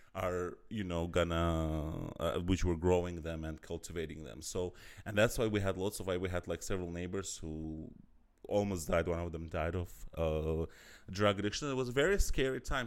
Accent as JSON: {"language": "English", "country": "Azerbaijan", "moved": "yes", "lives_now": "Berlin, Germany", "said": "I'm from Azerbaijan"}